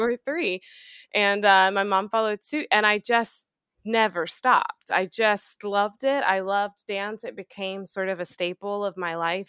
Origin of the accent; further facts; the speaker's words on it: Macon, Georgia, United States; also born or lived in Fayetteville, Georgia; born and raised in Macon, Georgia